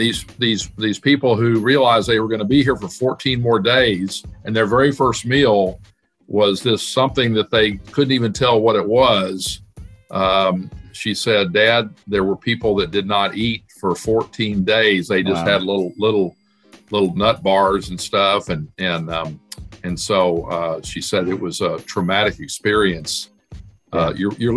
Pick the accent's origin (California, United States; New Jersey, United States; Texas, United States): Texas, United States; Dallas; moved away as an adult; also born or lived in Arkansas; I was born in Dallas and grew up there